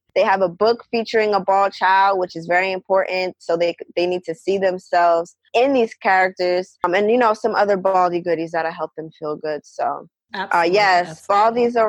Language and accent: English; New Jersey, United States; I'm from New Jersey